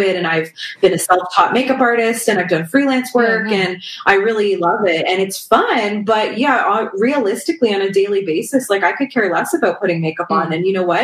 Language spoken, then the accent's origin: English; Toronto, Ontario, Canada; I'm from the Toronto area in Ontario, Canada